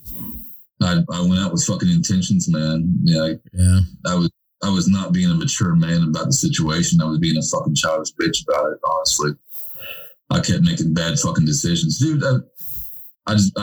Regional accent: West Virginia, United States; moved away as an adult; me living back in my hometown

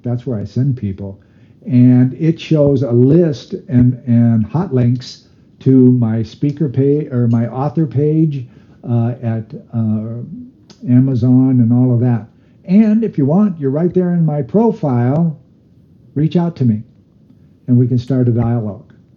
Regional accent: United States; I'm Native American

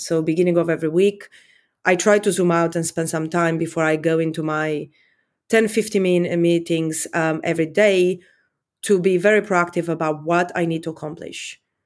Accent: Romania; accent: Eastern European; also born or lived in London, United Kingdom; now in United States; I grew up in Communist Romania. Um, I was fourteen when, when communists fell

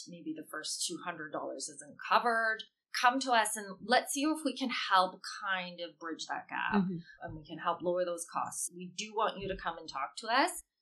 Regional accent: Canada; I'm Canadian and I've only lived in Canada

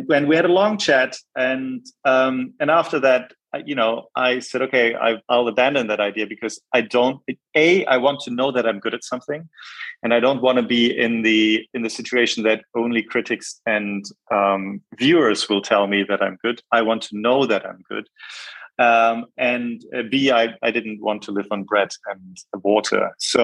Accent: Bonn, North Rhine-Westphalia, Germany; born there; also born or lived in Jakarta, Indonesia / Hamburg / Munich; I was born in Bonn. I lived in Jakarta from the ages of 3 to 7, important years

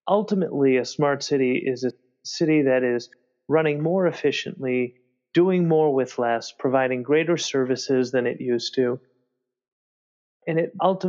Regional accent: Boston, Massachusetts, United States; Boston, my hometown

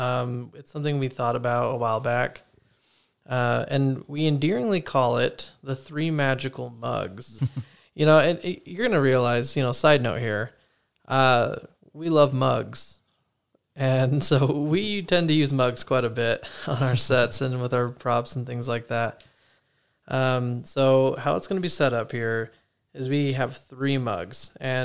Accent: Arizona, United States; now in Idaho, United States; So I'm actually from Arizona, you know, the hot lands, the exact opposite of Idaho, essentially. And, you know, my family and I, we moved up here about 5 years ago, like I said, for school and work.

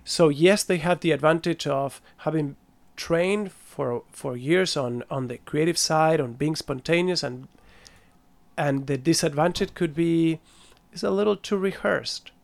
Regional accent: Buenos Aires, Argentina; also born or lived in France; now in Switzerland; born in France, I grew up in Buenos Aires.

